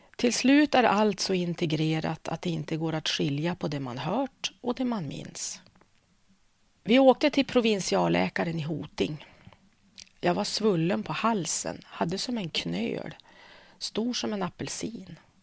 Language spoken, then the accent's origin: Swedish; Örnsköldsvik, Västernorrland County, Sweden; also born or lived in Umeå; jag har vuxit upp i Övik ehm, så jag känner mig som Öviksflicka